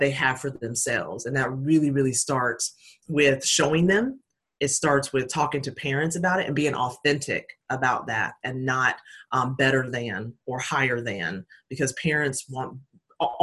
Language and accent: English; Hickory, North Carolina, United States; also born or lived in Puerto Rico; my hometown of Hickory, North Carolina